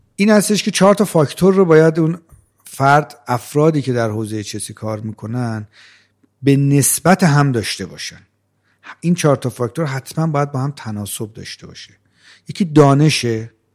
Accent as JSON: {"language": "Persian", "town": "Rey", "region": "Tehran Province", "country": "Iran", "tie": "born or raised there", "said": "من بچه جنوب تهران هستم من در شهر ری به دنیا اومدم سی چل چل چل پنج سالم اونجا زندگی میکردم"}